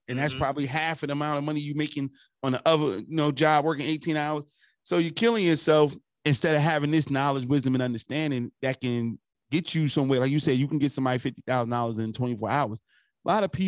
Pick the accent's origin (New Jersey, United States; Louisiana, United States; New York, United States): New Jersey, United States; Newark; I'm from Newark, right across the bridge